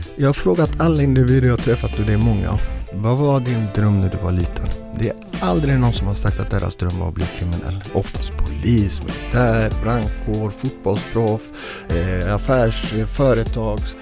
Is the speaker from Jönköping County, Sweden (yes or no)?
no; Gothenburg, Västra Götaland, Sweden; Jag är själv uppvuxen i Biskopsgården, finaste området